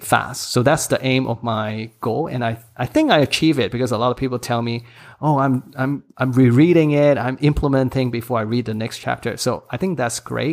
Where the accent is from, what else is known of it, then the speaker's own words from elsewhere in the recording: Hong Kong; English is a second language; also born or lived in United States; English is my third language. I mean, I studied in Hong Kong, English school